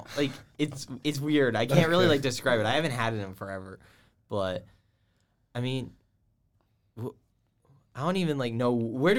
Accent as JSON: {"language": "English", "region": "the South", "country": "United States", "said": "I'm from the South. I have to like Chick-fil-A."}